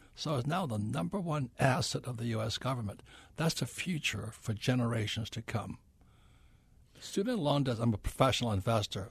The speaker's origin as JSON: {"language": "English", "town": "Hilo", "region": "Hawaii", "country": "United States", "also_born_or_lived": "New York City", "moved": "as an adult", "said": "I'm from Hilo, Hawaii, where nobody's ever heard of it"}